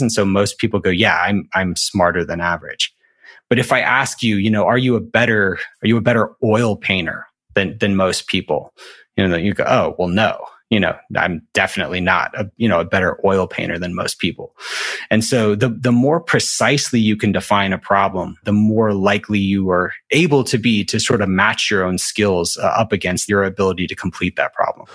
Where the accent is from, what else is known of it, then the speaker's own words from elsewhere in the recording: Alabama, United States; I'm from Alabama